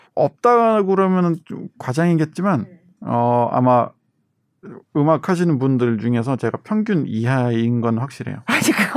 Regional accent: South Korea; born or raised there

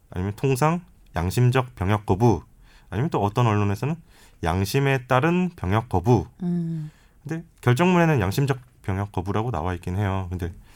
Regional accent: Changwon, South Gyeongsang, South Korea; 저는 이제 고향이 창원이다 보니까

